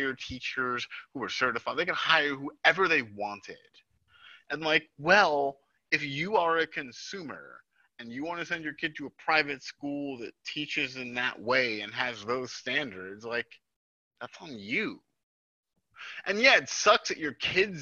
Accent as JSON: {"language": "English", "area": "Jersey Shore", "region": "New Jersey", "country": "United States", "said": "I'm from the Jersey Shore"}